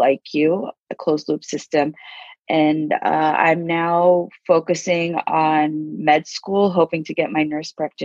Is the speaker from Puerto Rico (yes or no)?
no; Abu Dhabi, United Arab Emirates; now in California, United States; I was born and raised in Abu Dhabi